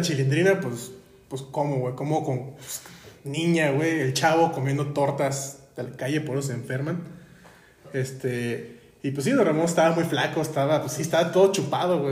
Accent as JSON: {"language": "Spanish", "town": "Guadalajara", "region": "Jalisco", "country": "Mexico", "said": "como buenos tapatíos"}